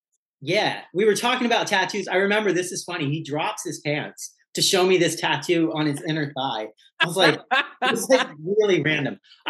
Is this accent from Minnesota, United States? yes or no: no; Hawaii, United States; also born or lived in New Zealand; now in Los Angeles, United States; I was born in New Zealand, but raised kind of in Hawaii and then bounced around the States a lot. But LA is the place I've lived the longest at this point in my life.